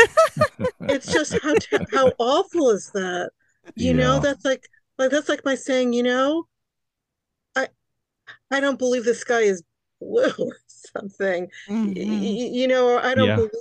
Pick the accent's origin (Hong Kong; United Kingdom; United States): United States; New York City, New York; first language Hungarian; English is a second language; I was born in New York City to very, very recent immigrants